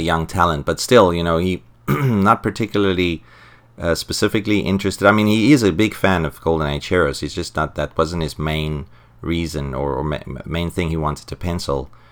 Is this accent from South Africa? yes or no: yes; South Africa; I'm from South Africa